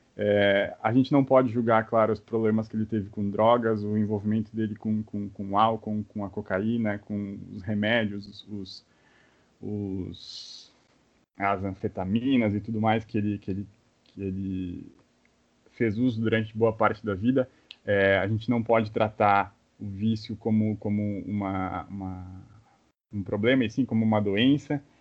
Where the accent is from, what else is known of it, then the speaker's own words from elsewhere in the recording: Brazil; a gente como brasileiro